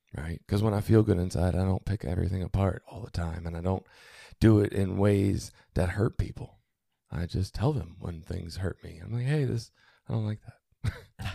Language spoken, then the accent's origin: English; Baltimore, Maryland, United States; I was born in Baltimore City